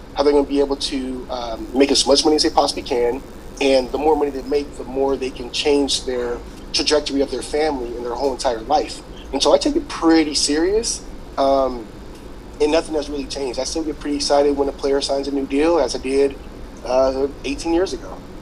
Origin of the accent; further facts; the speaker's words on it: Louisiana, United States; moved away as an adult; now in Los Angeles, United States; I'm from Louisiana. I moved here um, in 2008